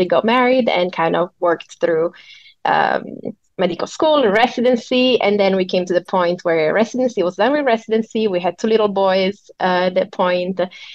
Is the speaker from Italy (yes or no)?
yes; Italy; moved away as an adult; also born or lived in Hong Kong / China; I moved abroad from Italy the first time when I was 18.